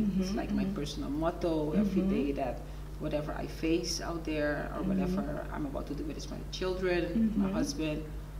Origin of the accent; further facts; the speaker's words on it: Bonaire, Caribbean Netherlands; moved away as an adult; also born or lived in Suriname; I'm originally from Suriname. {S0} Yes. {S1} But I also lived on the islands. Ah. I grew up on Bonaire.